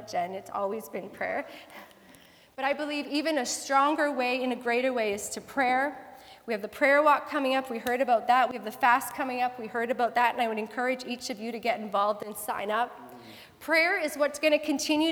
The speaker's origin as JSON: {"language": "English", "town": "Abbotsford", "region": "British Columbia", "country": "Canada", "tie": "born or raised there", "said": "I grew up in Abbotsford as a young child"}